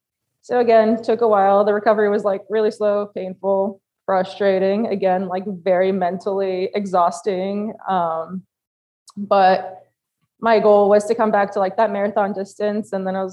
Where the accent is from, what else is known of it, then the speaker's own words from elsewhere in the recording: Poland; now in United States; I actually flew to my home country of Poland to celebrate